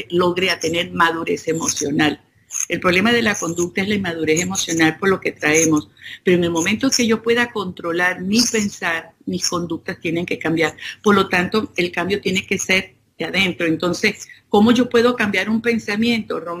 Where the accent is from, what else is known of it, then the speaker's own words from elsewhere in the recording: Venezuela; Yo, vengo de Venezuela y, de verdad que me, me estuve tranquilo